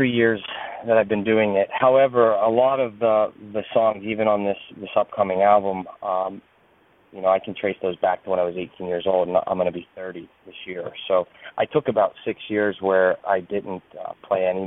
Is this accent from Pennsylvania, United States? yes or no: yes; Castle Shannon, Pennsylvania, United States; also born or lived in Pittsburgh / Peters Township; I was born in Pittsburgh, raised in Castle Shannon, and then my family moved to Peters Township, and then I went away to school. But other than that, I came back after college, so lifelong.